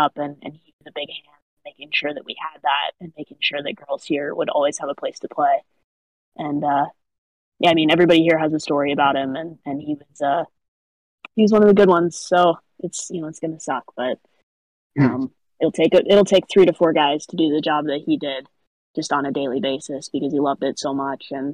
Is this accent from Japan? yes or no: no; Arizona, United States; born or raised there